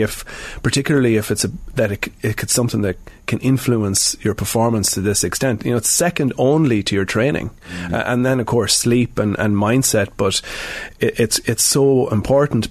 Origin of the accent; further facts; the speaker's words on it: Sligo, Connacht, Ireland; moved away as an adult; now in Dublin, Ireland; I'm from Sligo, um, but I'm I'm in Dublin now for nearly 20 years